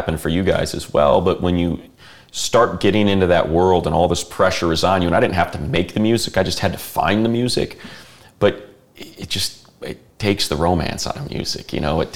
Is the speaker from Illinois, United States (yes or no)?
yes; Chicago, Illinois, United States; I grew up in Chicago on bands like Wax Trax bands